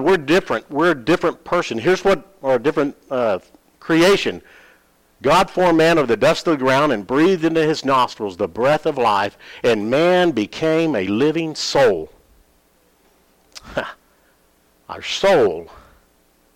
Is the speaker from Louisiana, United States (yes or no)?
yes; Louisiana, United States; moved away; I grew up in Louisiana